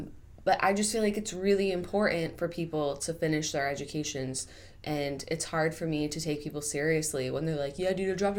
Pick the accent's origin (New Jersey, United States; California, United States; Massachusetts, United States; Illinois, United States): Massachusetts, United States; Boston; I'm from the East Coast